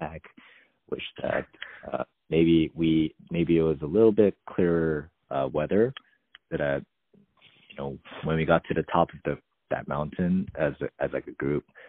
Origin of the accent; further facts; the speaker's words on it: California, United States; being a Californian